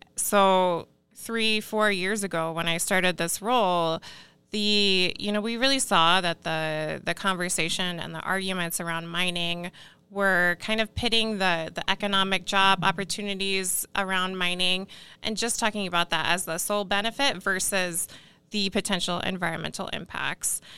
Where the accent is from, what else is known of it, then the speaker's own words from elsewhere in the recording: Iowa, United States; moved away; I'm actually originally from Iowa